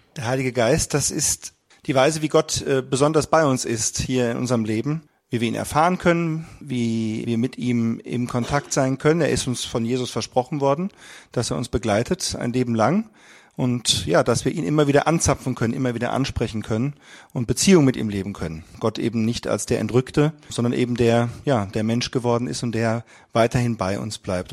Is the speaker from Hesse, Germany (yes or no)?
yes; Frankfurt area, Hesse, Germany; Wir kommen aus dem Raum Frankfurt